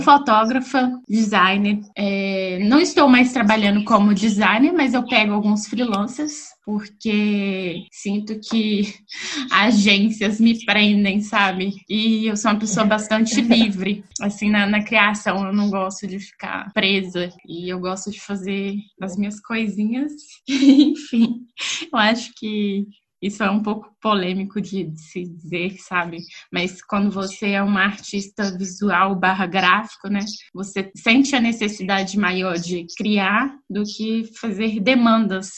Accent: Belo Horizonte, Minas Gerais, Brazil; moved away; sou de Belo Horizonte, mas atualmente não estou morando em Belo Horizonte, mas vou voltar para Belo Horizonte.

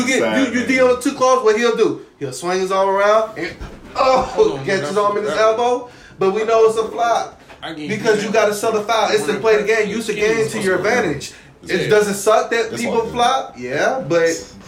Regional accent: Tampa, Florida, United States; I'm from Tampa, man.

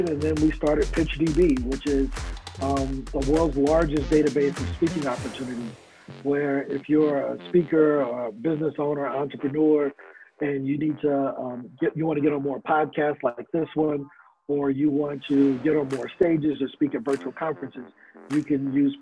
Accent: East St. Louis, Illinois, United States; I'm originally from St. Louis, Missouri, or East St. Louis, Illinois, across the bridge

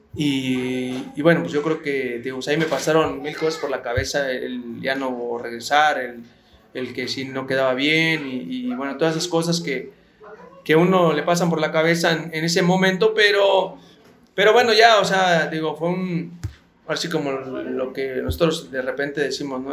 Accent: Mexico City, Mexico; yo soy de aquí de la Ciudad de, México, CDMX, eh, hoy en día, y y yo soy, eh, vivo aquí cerca del aeropuerto, aquí crecí

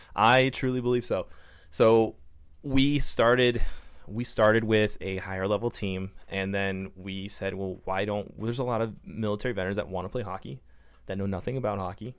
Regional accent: Minnesota, United States; moved away as an adult; also born or lived in Brunswick, Maine; now in San Diego, United States; I grew up in Minnesota, so it was like growing up in Minnesota again

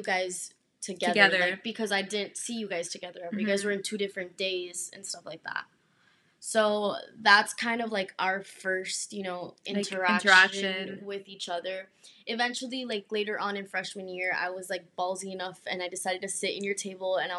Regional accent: Miami, Florida, United States; I don't know if you can tell by our very lovely accents. We're from Miami

